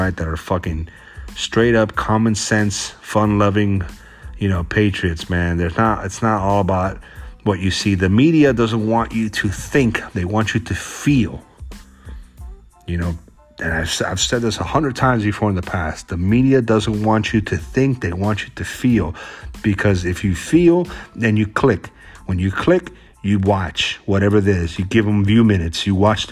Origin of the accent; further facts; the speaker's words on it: Florida, United States; now in Washington, United States; I'm from Florida